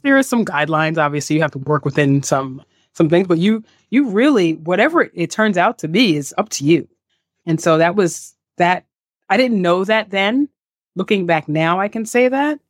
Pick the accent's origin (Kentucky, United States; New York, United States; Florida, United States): New York, United States; New York City; also born or lived in San Diego; I'm from Staten Island, New York. I grew up in the neighborhood of Mariners Harbor on Staten Island